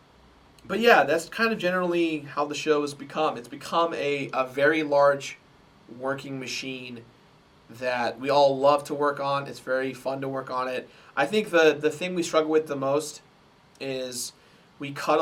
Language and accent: English; United States; I'm American